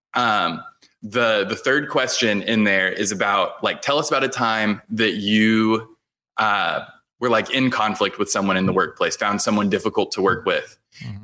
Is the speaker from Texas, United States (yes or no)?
yes; Houston, Texas, United States; I grew up in Houston